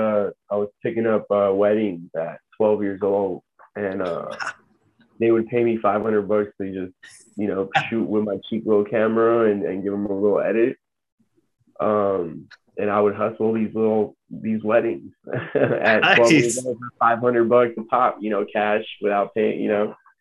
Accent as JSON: {"language": "English", "country": "Armenia", "tie": "born there", "said": "So I was born in Armenia, and in the 80s, during the Soviet Union"}